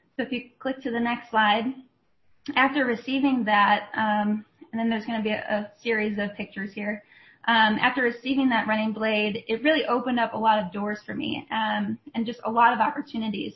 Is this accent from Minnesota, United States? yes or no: yes; Rochester, Minnesota, United States; I grew up just outside of uh, Rochester, Minnesota